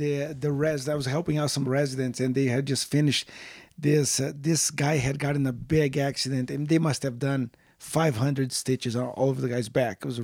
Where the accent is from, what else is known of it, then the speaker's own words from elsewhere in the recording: Brazil; moved away; I grew up in Brazil